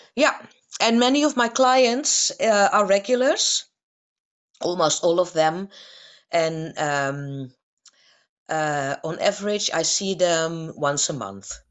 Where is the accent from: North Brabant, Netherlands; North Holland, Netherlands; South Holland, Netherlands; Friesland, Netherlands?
North Holland, Netherlands; Amsterdam; I was born and raised in Amsterdam